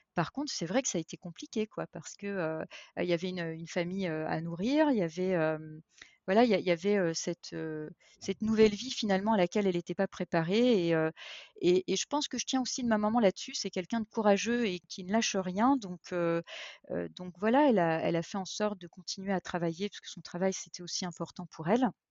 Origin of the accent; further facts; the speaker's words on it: eastern France, France; je suis française, euh, d'origine, euh, née dans l'est de la France